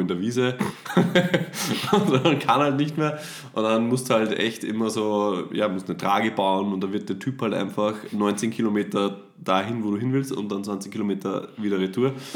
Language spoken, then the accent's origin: German; Austria; bei uns in Österreich